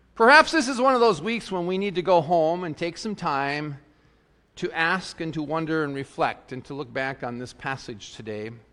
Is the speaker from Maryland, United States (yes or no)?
no; South Dakota, United States; I grew up in South Dakota, you know, the great open plains